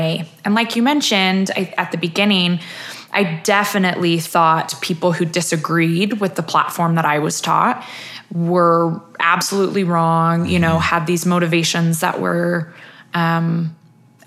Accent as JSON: {"language": "English", "town": "Centerville", "region": "Utah", "country": "United States", "tie": "born or raised there", "said": "I grew up here in Utah."}